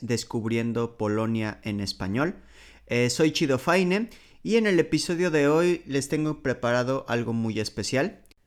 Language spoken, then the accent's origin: Spanish; Mexico; first language Spanish; moved away as an adult; now in Poland; soy mexicano, por lo tanto soy nativo de español